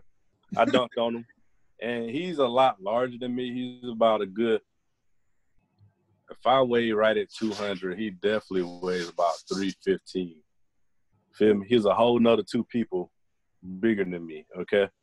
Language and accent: English; Atlanta, Georgia, United States; I'm from Atlanta